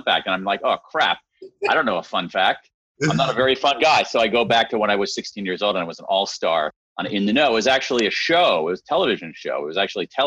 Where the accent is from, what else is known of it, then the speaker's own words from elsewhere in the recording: Central Ohio, United States; I grew up in Central Ohio